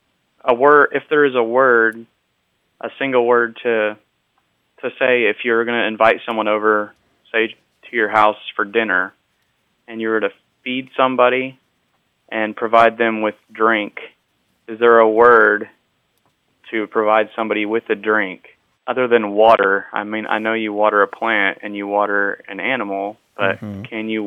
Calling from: Great Smoky Mountains, Tennessee, United States; I'm calling from the Great Smoky Mountains in Tennessee.

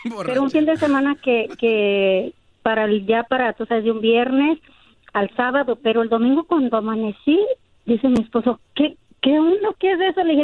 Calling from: Los Angeles, California, United States; Te llamo, te llamo de aquí, de Boyle Heights.

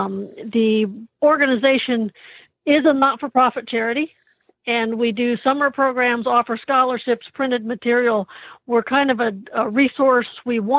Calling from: Anderson, Indiana, United States; I am calling in from Anderson, Indiana, which is my home now.

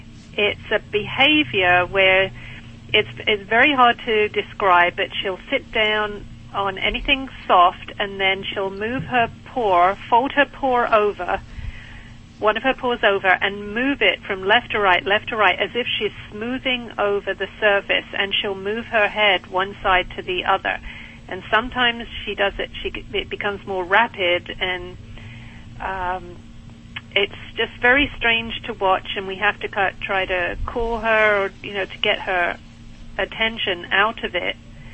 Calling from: Pinehurst, North Carolina, United States; I'm calling from Pinehurst in North Carolina.

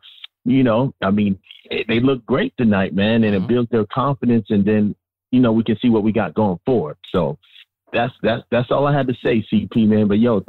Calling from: Austin, Texas, United States; I'm calling from Austin, Texas, man.

